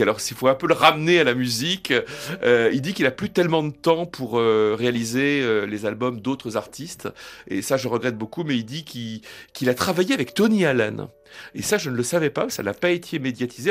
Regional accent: France; chez nous, en France

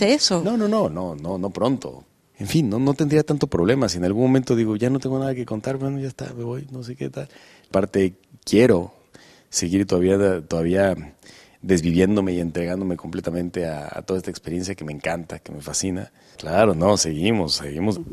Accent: Guadalajara, Jalisco, Mexico; nunca he, interpretado un personaje de donde yo soy

